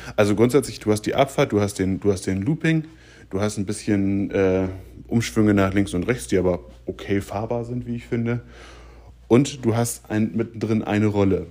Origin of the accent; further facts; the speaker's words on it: Germany; ich komme aus der Gegend von Hamburg